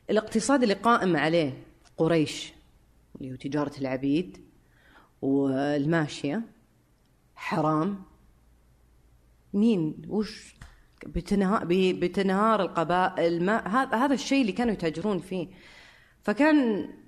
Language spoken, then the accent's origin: Arabic; Syria; فانا سوري آه برجع لها